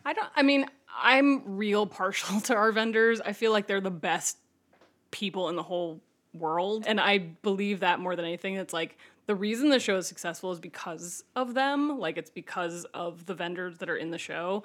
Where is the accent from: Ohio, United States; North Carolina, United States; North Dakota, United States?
Ohio, United States; moved away as an adult; now in Chicago, United States; I moved here 'cause I'm from Ohio